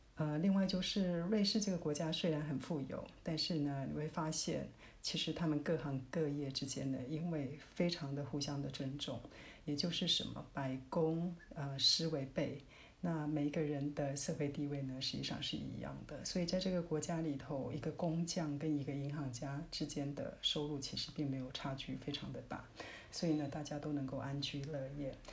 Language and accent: Chinese; Taiwan; 我们台湾人